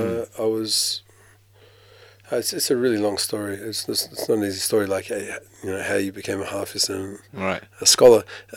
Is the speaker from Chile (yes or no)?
no; Australia; there's not that many Muslims where I grew up in Australia. I was the only Muslim in my school, basically. Me and my brothers were the only Muslims in our school.